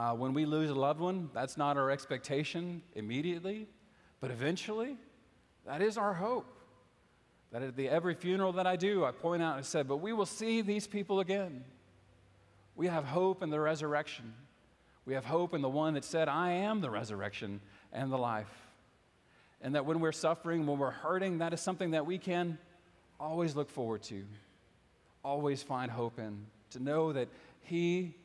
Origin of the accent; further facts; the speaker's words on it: United States; also born or lived in Houston, Texas / Lafayette, Louisiana; now in East Texas, United States; I grew up in Houston and Lafayette and the cities and the burbs